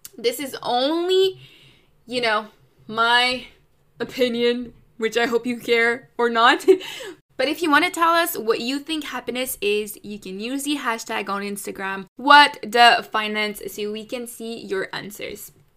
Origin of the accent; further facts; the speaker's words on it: Canada; I'm Canadian